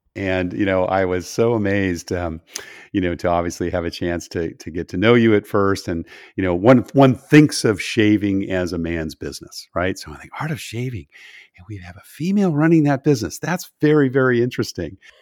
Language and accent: English; California, United States; moved away; I grew up in California